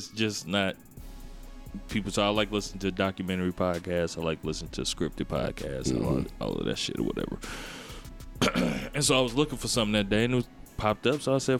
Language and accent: English; Gary, Indiana, United States; I'm from Gary.